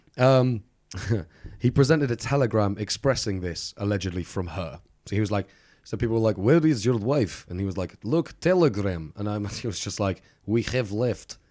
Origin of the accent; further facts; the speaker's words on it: United Kingdom; I'm very British.